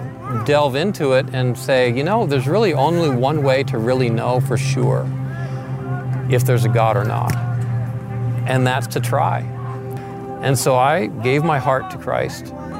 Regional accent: Seattle, Washington, United States; born there; So I was born in Seattle, Washington, and I started skateboarding when I was 12.

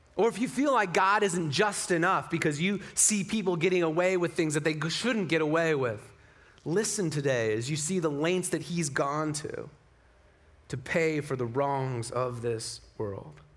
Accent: Utah, United States; moved away; also born or lived in Las Vegas, Nevada; So I'm from Utah as well, like six generations, you know, like family pushed handcarts to get here kind of from Utah

